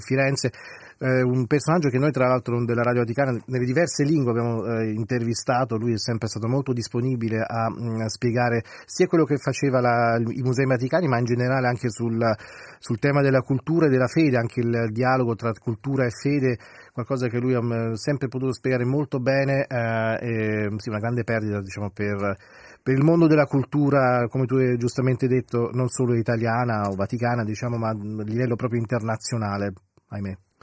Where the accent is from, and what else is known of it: Switzerland